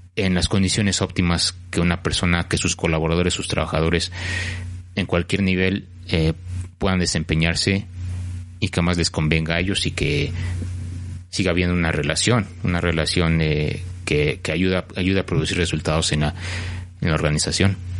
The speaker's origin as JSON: {"language": "Spanish", "country": "Mexico", "also_born_or_lived": "Mexico City"}